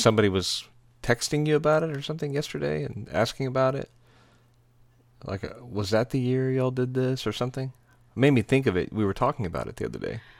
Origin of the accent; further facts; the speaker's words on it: Texas, United States; moved away as an adult; also born or lived in Nashville, Tennessee; We're from Texas